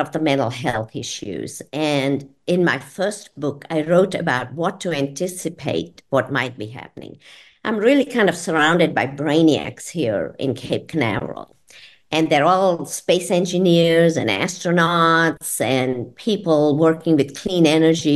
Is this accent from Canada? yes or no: no; India; also born or lived in Georgia, United States; now in Florida, United States; being an Indian